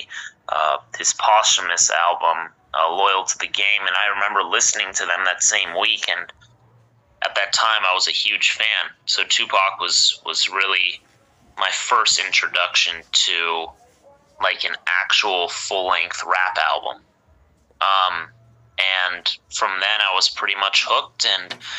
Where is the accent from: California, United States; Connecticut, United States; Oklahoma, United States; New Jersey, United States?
California, United States; Los Angeles; I'm from Los Angeles, California, born and raised